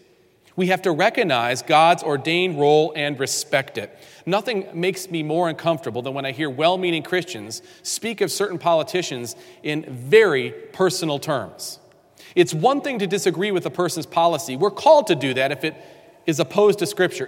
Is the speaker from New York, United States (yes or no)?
yes; New York, United States; I grew up in New York State